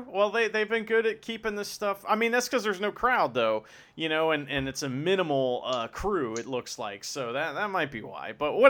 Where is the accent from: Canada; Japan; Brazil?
Japan; English is a second language; I'm from Japan, and I wrestle in the ring with the guy and do the flip and thing, you know.